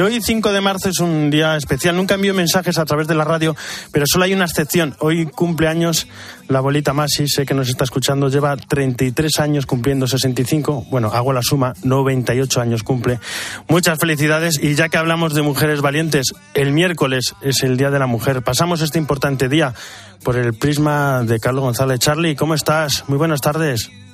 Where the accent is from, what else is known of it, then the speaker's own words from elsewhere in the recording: Castilla-La Mancha, Spain; es mi tierra. La mancha es iniguanable